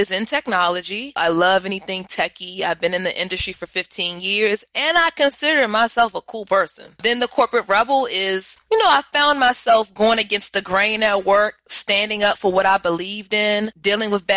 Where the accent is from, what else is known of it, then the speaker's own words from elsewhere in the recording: Washington, District of Columbia, United States; I am from the Washington, D.C. area